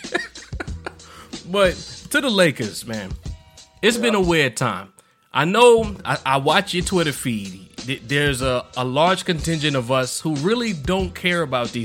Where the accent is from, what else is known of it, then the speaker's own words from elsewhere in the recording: New York City, New York, United States; I'm from Brooklyn